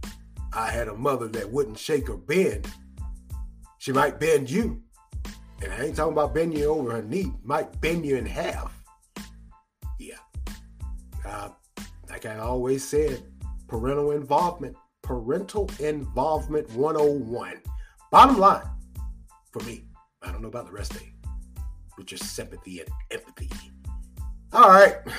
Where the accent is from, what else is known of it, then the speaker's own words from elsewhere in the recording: United States; we as American citizens that vote